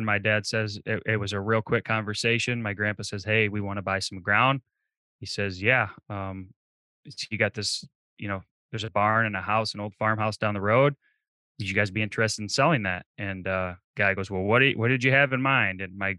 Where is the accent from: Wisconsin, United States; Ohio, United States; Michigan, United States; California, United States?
Michigan, United States; So, I mean, I grew up in Michigan.